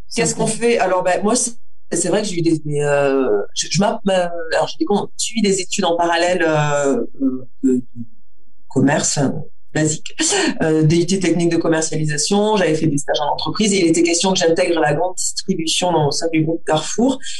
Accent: Auch, Occitania, France; J'ai grandi dans le Gers, à Auch

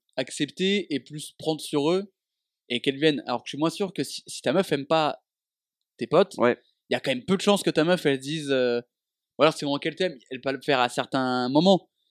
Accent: Dijon, Bourgogne-Franche-Comté, France; moved away as an adult; also born or lived in Avignon / Lyon; quand je suis parti de Dijon pour aller à Avignon à la fac

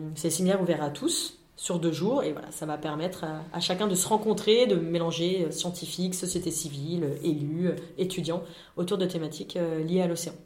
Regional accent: France; en tant que Français

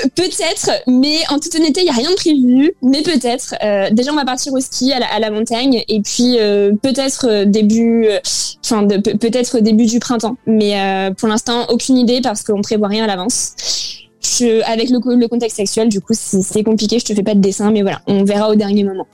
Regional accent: France; la France, c'est quand même un pays qu'on aime. Euh, bah, c'est notre pays

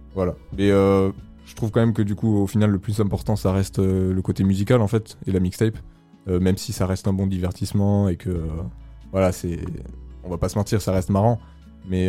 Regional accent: France; on est français, on parle comme des français

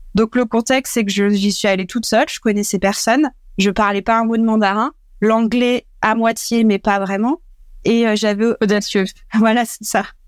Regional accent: Dreux, Centre-Val de Loire, France; J'ai grandi en nord et loire dans une ville qui s'appelle Dreux

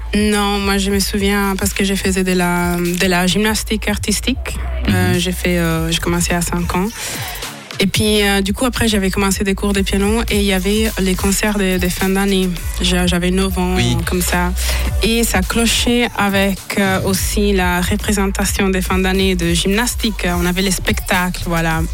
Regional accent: Vicenza, Veneto, Italy; French is a second language; moved away as an adult; now in Neuchâtel, Switzerland; suis née à Vicenza

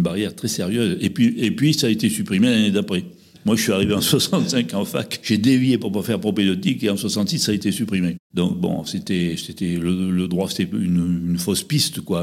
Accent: Les Quatre-Routes-du-Lot, Occitania, France; also born or lived in Corrèze; Je suis né dans un petit village du département du Lot, au pied du Cos de Martel, qui s'appelait les Quatre Routes du Lot

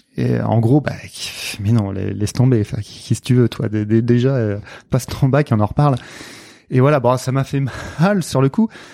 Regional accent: Nantes, Pays de la Loire, France; je suis né à Nantes

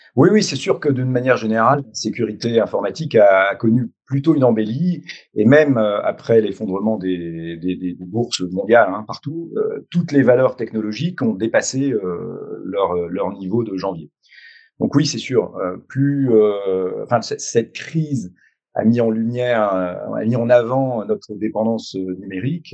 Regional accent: France

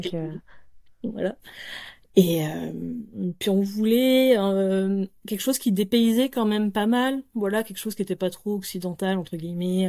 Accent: France; je suis française

